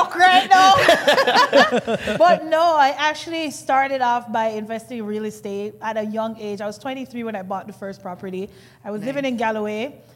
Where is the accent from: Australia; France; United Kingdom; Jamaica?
Jamaica; Kingston; now in Toronto, Canada; I come from Jamaica, Kingston